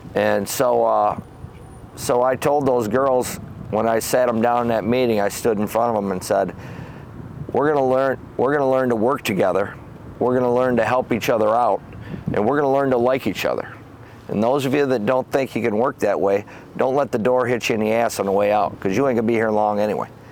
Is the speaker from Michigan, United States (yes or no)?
yes; Howell, Michigan, United States; I grew up in Howell on a farm on Clyde Road